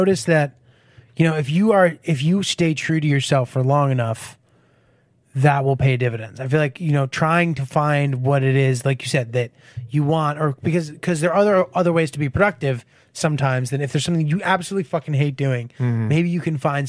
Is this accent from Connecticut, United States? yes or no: yes; Connecticut, United States; No. I'm from like not the fancy part. Where I'm from is fine. It's like kind of a middle class town, quiet, nice, you know.